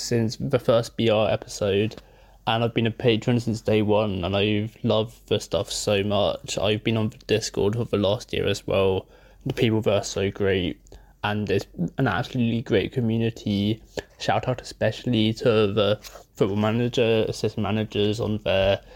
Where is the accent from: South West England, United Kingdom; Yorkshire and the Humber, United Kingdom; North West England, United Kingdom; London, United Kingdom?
London, United Kingdom; I'm from South London